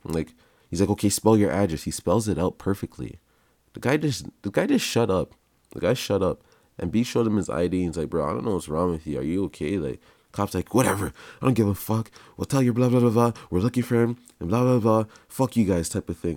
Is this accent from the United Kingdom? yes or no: no; Canada; also born or lived in Jamaica (parents); Oh, my parents are from Jamaica. They, they had me here, so I, I, I'm, I'm from Canada.